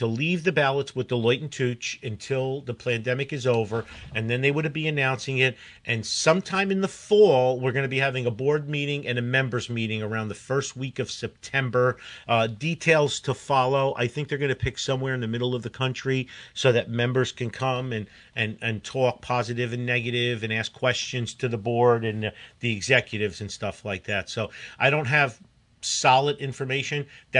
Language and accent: English; Newark, New Jersey, United States; I grew up in Newark, and it's Jimmies.